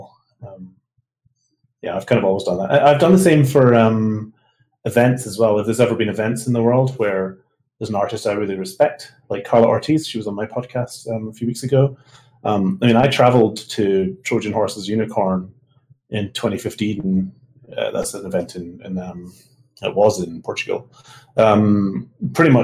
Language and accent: English; Scotland, United Kingdom; moved away as an adult; I'm from Scotland